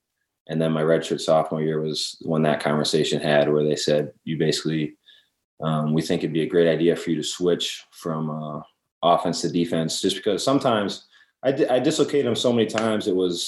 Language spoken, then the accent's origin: English; Wisconsin, United States; kind of grew up watching Brett Favre and the Packers. That was kind of the way up in Wisconsin.